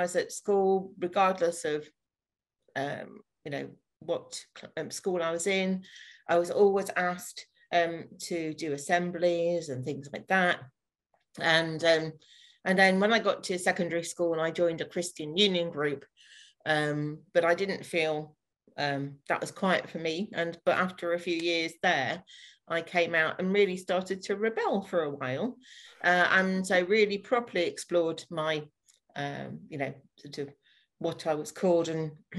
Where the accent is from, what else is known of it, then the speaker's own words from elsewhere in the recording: North Nottinghamshire, East Midlands, United Kingdom; moved away as an adult; also born or lived in Fleet, Hampshire; now in Bracknell, United Kingdom; I'm originally from North Nottinghamshire and then moved down to Fleet in Hampshire for just over 4 years before finally moving during the first lockdown to Berkshire, to Bracknell